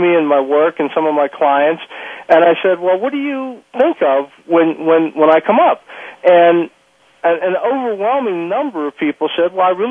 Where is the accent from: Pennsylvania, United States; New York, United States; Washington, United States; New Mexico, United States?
Pennsylvania, United States; Pittsburgh; I'm a guy from Pittsburgh, a working class guy